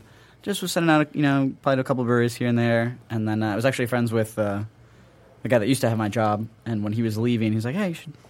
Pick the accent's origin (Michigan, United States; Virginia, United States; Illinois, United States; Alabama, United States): Michigan, United States; Ann Arbor; also born or lived in Chicago; So I grew up in Ann Arbor originally.